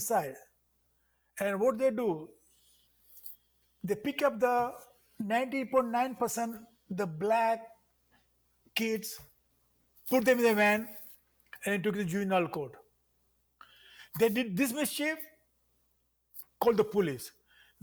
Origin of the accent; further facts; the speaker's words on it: Mumbai, Maharashtra, India; accent: Indian English; moved away as an adult; now in South Bend, United States; growing up in Mumbai was fantastic